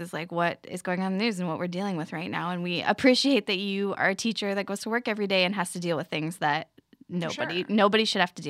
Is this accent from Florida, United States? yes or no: yes; Florida, United States; moved away; I'm from Florida